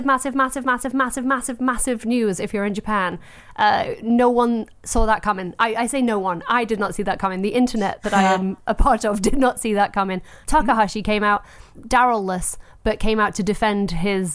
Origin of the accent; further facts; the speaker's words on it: England, United Kingdom; I'm English.